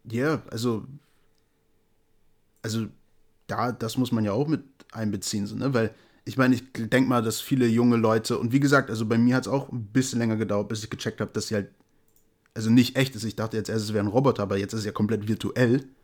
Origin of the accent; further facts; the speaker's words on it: Brazil; Und ich komme auch aus Brasilien, selbstverständlich.